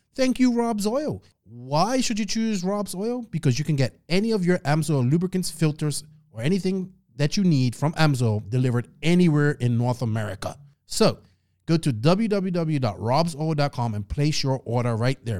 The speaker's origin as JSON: {"language": "English", "country": "Bermuda", "tie": "born or raised there", "accent": "Bermuda", "moved": "yes", "said": "my hometown"}